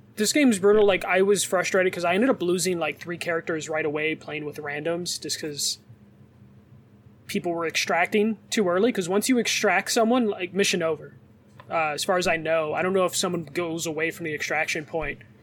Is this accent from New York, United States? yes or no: no; Chicago, Illinois, United States; accent: Chicago; my Chicago accent